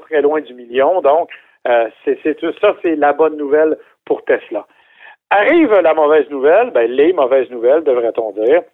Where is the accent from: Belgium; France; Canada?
Canada; chez nous au Canada